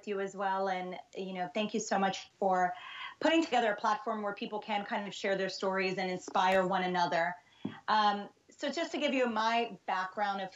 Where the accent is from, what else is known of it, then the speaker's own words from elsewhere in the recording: New York City, New York, United States; moved away as an adult; also born or lived in Brazil / Hoboken, New Jersey; I was born in Brazil and grew up in the New York City area my whole life